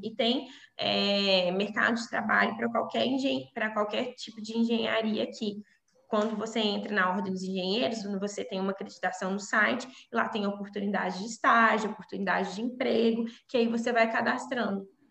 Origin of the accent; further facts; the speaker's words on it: Brazil; moved away as an adult; now in Coimbra, Portugal; eu sou brasileira